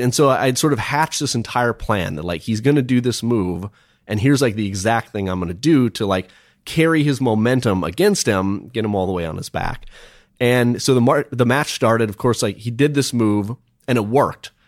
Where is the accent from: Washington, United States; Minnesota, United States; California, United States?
Minnesota, United States; I grew up in Minnesota